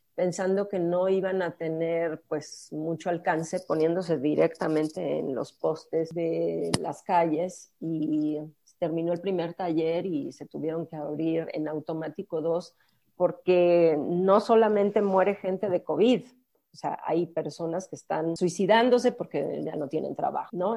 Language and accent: Spanish; Mexico; estamos siendo quizás mexicanos